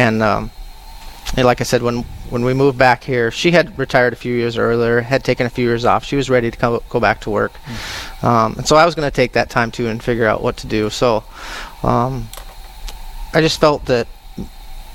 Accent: Moorhead, Minnesota, United States; moved away as an adult; originally I'm from Moorhead, and then I spent 20 years in the military, and then I decided to move back to the area.

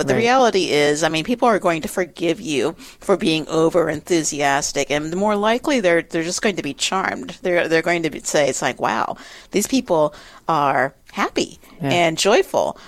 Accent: the South, United States; now in Upper Midwest, United States; as a Southerner

